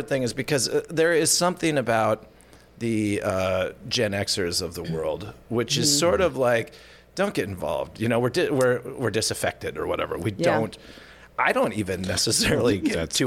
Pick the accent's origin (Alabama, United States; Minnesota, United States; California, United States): Minnesota, United States; I'm deeply Minnesotan